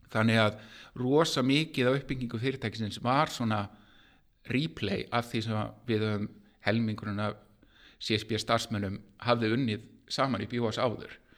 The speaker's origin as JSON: {"language": "Icelandic", "town": "Garðabær", "region": "Capital Region", "country": "Iceland", "said": "ég er tölvunörd úr Garðabænum"}